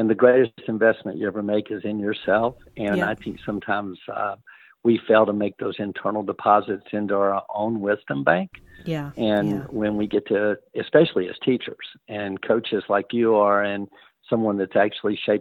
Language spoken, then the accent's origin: English; Louisiana, United States; growing up in Louisiana